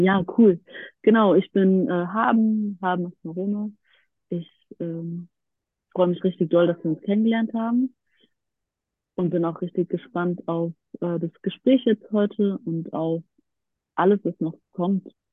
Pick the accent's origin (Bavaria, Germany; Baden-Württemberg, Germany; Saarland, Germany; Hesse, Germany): Hesse, Germany; near Frankfurt; now in Berlin, Germany; ich komme aus der Nähe aus Frankfurt, lebe seit vielen Jahren in Berlin